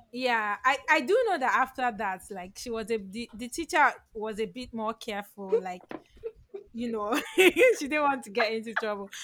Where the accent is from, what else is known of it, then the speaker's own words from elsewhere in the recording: Lagos, Nigeria; i grew up in lagos